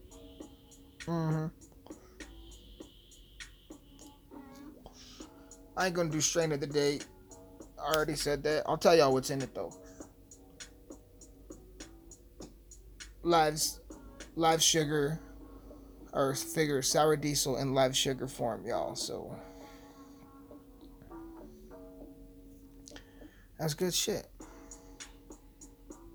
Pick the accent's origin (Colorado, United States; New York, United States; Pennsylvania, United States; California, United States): Colorado, United States; Alamosa; my hometown has this, like, local stage